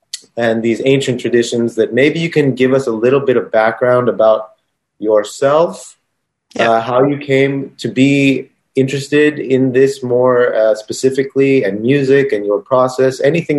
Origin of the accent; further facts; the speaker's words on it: United States; I'm American.